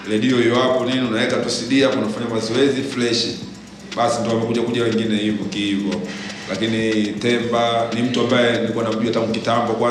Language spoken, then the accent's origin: Swahili; Kigoma, Tanzania; Mimi nimetoka Kigoma bwana, kule Kigoma sisi tuna kundi letu linaitwa Manyama Family, lakini tunajulikana kama Mazimu.